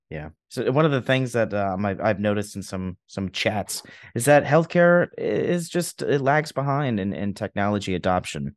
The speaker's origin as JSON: {"language": "English", "town": "New York City", "region": "New York", "country": "United States", "said": "I'm from New York City"}